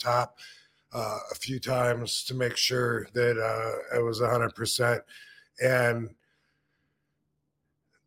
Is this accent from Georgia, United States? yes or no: no; Battle Creek, Michigan, United States; my hometown in Battle Creek